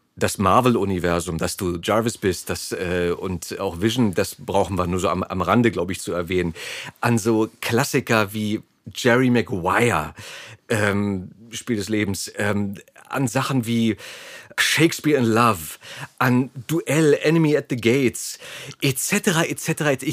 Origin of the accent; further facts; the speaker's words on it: East Germany, Germany; mein Geburtsland, die DDR